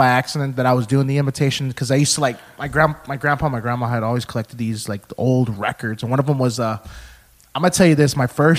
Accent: Texas, United States; Oh, my God, are you from Texas? I'm like, oh, yeah, we're from Texas.

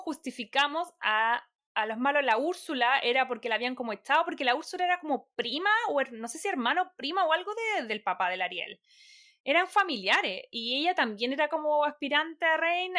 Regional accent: Chile; born or raised there; moved away as an adult; now in Los Angeles, United States

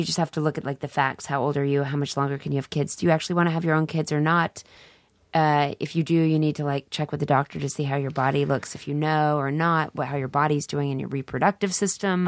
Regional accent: Dallas, Texas, United States; I'm from Dallas

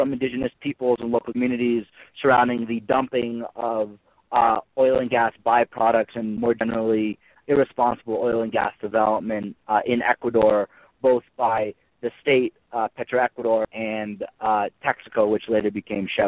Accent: Amherst, Massachusetts, United States; I'm from Amherst, Massachusetts, a small town in western Massachusetts that's known for its liberal learning environment and progressive nature. And through growing up and being educated in the school system in Amherst

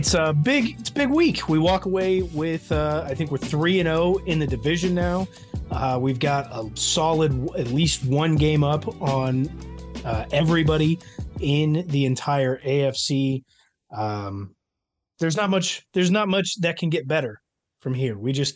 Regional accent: Midwest, United States; Midwest, we're pretty vanilla up here.

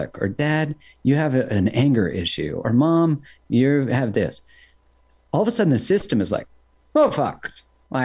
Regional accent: Canada; I'm from Canada

